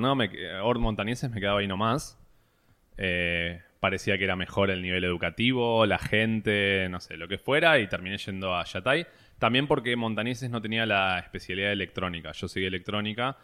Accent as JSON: {"language": "Spanish", "region": "Buenos Aires", "country": "Argentina", "tie": "born or raised there", "said": "toda mi vida me crié, nací en Buenos Aires, capital."}